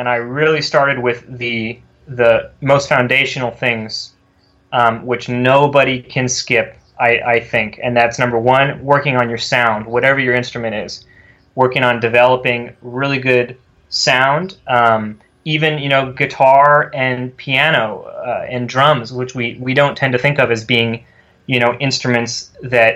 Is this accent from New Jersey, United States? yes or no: no; California, United States; moved away; I'm from California originally. I grew up there